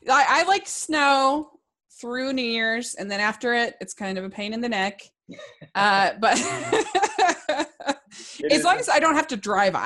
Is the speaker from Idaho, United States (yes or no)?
no; Maryland, United States; I grew up in Maryland. It snows there.